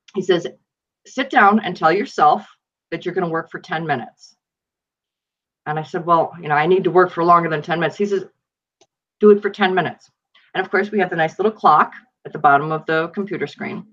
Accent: Buffalo, New York, United States; I grew up in Buffalo, New York, and my father was actually a police officer there for 34 years

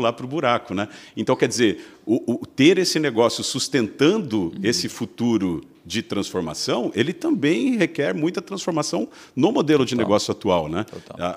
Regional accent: São Bernardo do Campo, São Paulo, Brazil; moved away as an adult; also born or lived in Luxembourg / United States; now in Santa Catarina, Brazil; Eu sou de São Paulo, sou de São Bernardo do Campo, nasci ali no berço da indústria

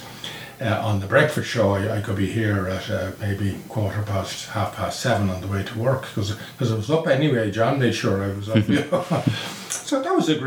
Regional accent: Dublin, Leinster, Ireland; I'm from Sandymount all my life. Lived in the same house

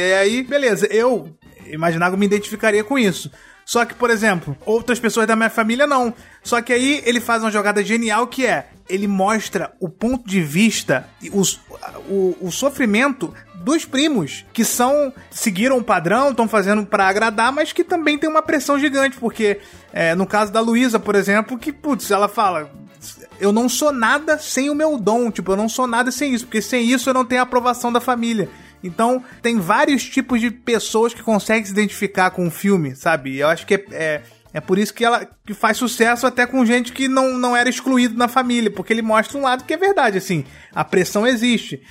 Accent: Brazil; a gente vive no, num lugar que é o Brasil

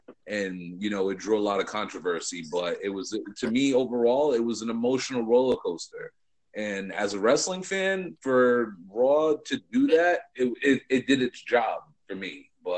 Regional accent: Providence, Rhode Island, United States; Providence is my hometown too, man. I grew up going to that place

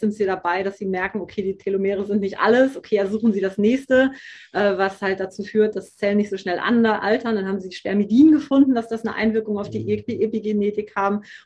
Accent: Hamburg, Germany; ich komme aus dem Norden, ich komme aus Hamburg

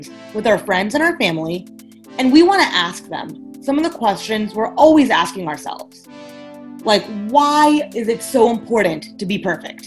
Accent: Atlanta, Georgia, United States; I'm an Indian girl from Atlanta.

